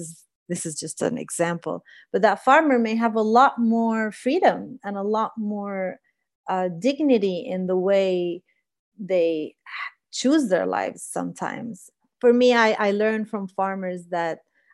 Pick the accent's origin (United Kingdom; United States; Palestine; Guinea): Palestine; me being a Palestinian woman in Palestine